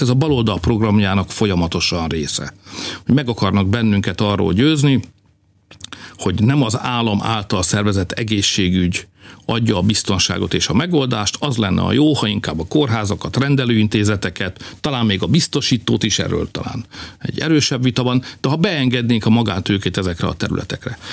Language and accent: Hungarian; Hungary; Mi itt élünk, magyarok vagyunk